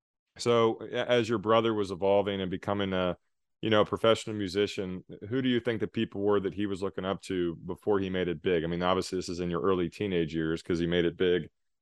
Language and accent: English; South Texas, United States; I grew up in South Texas, and we had a lot of Tejano music.